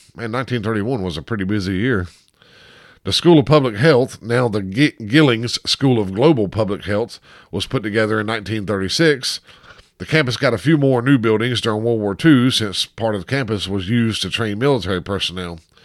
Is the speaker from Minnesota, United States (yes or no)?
no; Chapel Hill, North Carolina, United States; I'm actually born and raised here in Chapel Hill